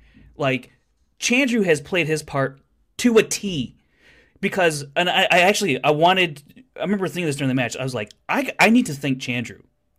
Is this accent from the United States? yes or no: yes; United States; I'm American.